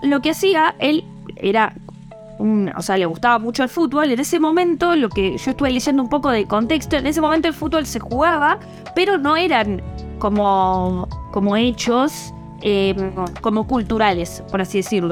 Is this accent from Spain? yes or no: no; Argentina; como buena argentina